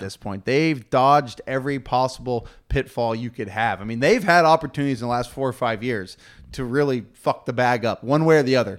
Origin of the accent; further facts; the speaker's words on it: Houston, Texas, United States; I'm from Houston